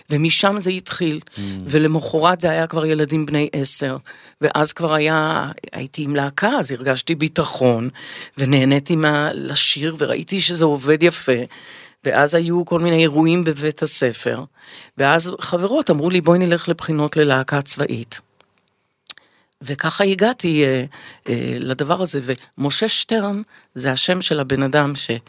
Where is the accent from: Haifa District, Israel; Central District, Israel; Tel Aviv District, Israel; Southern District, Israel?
Southern District, Israel; Revivim; also born or lived in Kfar Glim / England; אני גדלתי בקיבוץ רביבים.